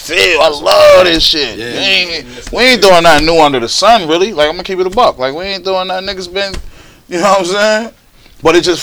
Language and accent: English; Buffalo, New York, United States; I'm from Buffalo